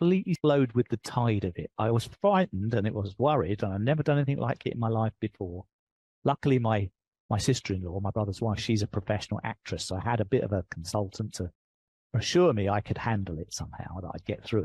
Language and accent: English; England, United Kingdom; accent: English; moved away; I'm British. I've got an English accent.